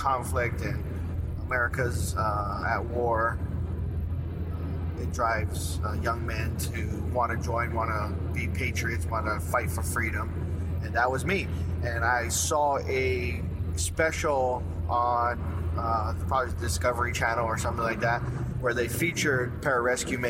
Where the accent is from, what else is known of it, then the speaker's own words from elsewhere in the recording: Kaneohe, Hawaii, United States; moved away as an adult; also born or lived in Waimanalo, Hawaii; I was born in Hawaii, lived in a town called Kaneohe for the majority of my childhood, and then towards my teenage years, we moved to Waimanalo.